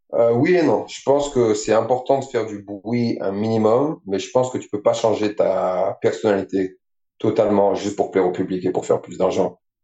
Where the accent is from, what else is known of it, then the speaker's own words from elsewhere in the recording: France; moved away as an adult; je suis français, j'ai grandi ici. Et j'ai déménagé euh, de l'autre côté de la planète